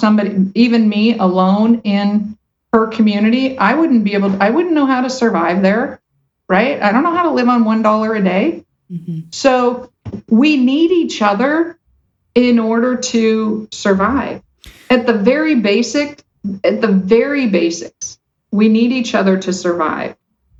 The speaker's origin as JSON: {"language": "English", "country": "United States", "tie": "born or raised there", "said": "I was born in America. I have white skin."}